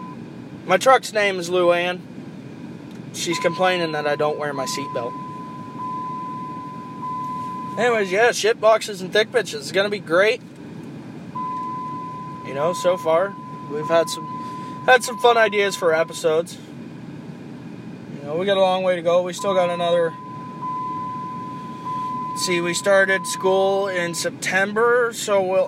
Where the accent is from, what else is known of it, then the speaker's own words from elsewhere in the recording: Western Pennsylvania, United States; moved away; I'm from Western PA. We also have nothing but cornfields and shitboxes.